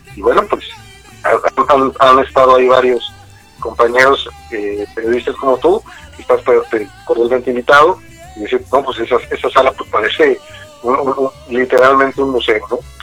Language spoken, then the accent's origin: Spanish; Mexico; como mexicano